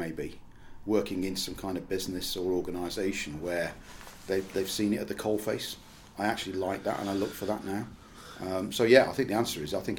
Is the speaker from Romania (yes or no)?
no; Birmingham, West Midlands, United Kingdom; In Stechford in Birmingham. And my education was in Birmingham.